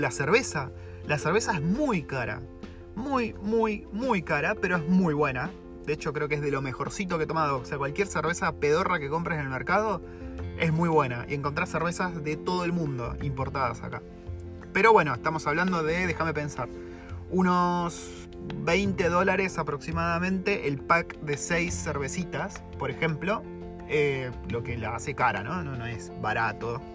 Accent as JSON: {"language": "Spanish", "country": "Argentina", "moved": "as an adult", "lives_now": "New Zealand", "said": "cómo es vivir siendo un latino, siendo un argentino"}